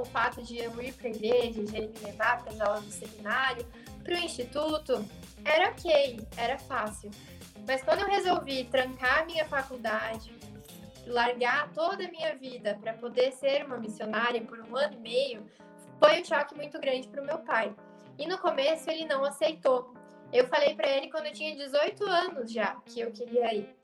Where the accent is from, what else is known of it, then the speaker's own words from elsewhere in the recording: Curitiba, Paraná, Brazil; also born or lived in Maceió; aqui em Curitiba é muito frio, no inverno principalmente